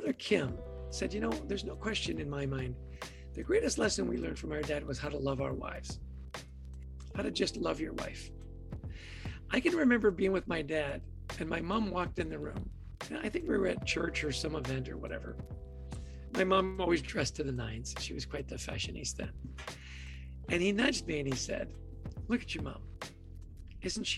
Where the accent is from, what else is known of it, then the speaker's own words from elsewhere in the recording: Edmonton, Alberta, Canada; I grew up in a ridiculously happy household, right? I was born in Edmonton, Alberta.